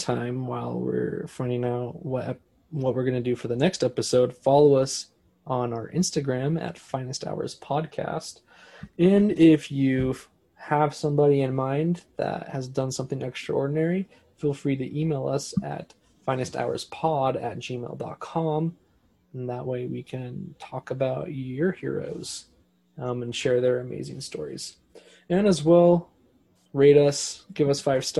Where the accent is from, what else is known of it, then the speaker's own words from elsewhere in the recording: United States; we are American